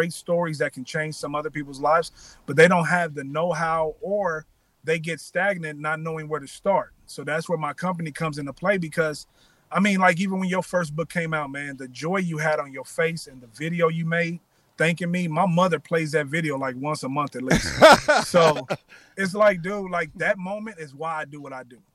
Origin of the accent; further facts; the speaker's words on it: Kansas City, Missouri, United States; moved away as an adult; also born or lived in Miami; now in Los Angeles, United States; I'm from Kansas City, Missouri, born and raised.